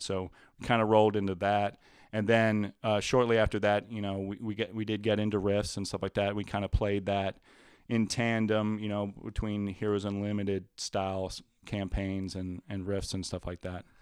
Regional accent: Louisiana, United States; moved away as an adult; I grew up in Louisiana where everything is a lot more moist

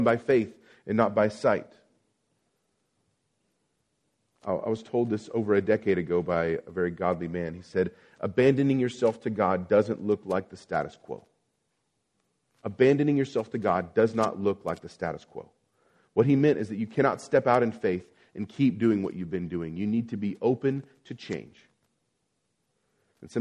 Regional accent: Abilene, Texas, United States; moved away; I've lived in a series, in a long drought in my hometown of Abilene, Texas.

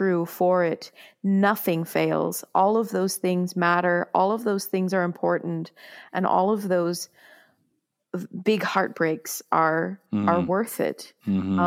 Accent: United States; moved away as an adult; also born or lived in France; I'm from America

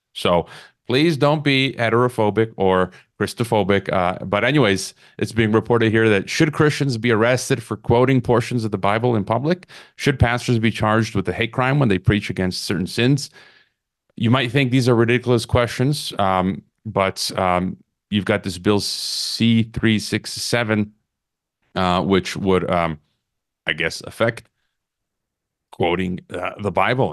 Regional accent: United States; now in Mexico; I'm an American down here in Mexico

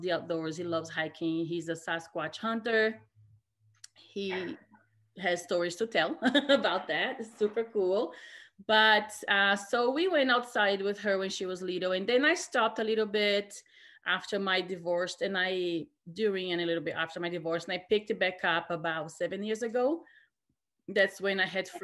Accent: Recife, Pernambuco, Brazil; moved away as an adult; now in Utah, United States; I'm from Brazil, Recife in the Northeast.

